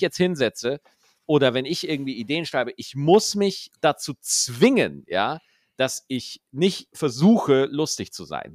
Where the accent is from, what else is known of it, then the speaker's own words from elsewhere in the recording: Schwarzach, Bavaria, Germany; bei uns in Schwarzach, in Niederbayern, da gibt es da halt das A3, das ist so die Dorfdiskothek da ist man halt jeden Freitag und jeden Samstag hingegangen